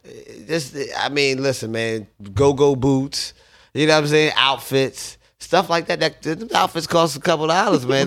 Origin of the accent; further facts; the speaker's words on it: Paulsboro, New Jersey, United States; also born or lived in Southwest Philadelphia, Pennsylvania / West Philadelphia, Pennsylvania; Grew up, uh, West Philly slash Paulsboro, New Jersey.